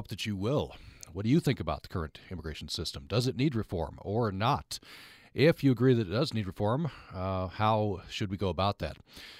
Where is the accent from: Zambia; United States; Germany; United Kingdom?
United States; Vernal, Utah; growing up in Vernal